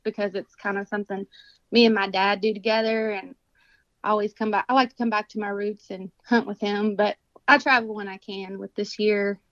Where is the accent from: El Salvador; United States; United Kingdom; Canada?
United States; Kentucky; I'm from Kentucky. I was born here, raised here, and I'm still here